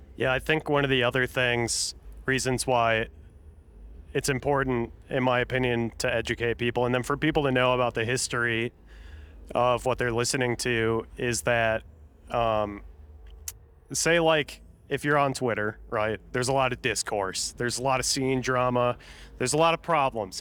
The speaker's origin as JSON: {"language": "English", "region": "Minnesota", "country": "United States", "said": "I say garage 'cause I'm from Minnesota"}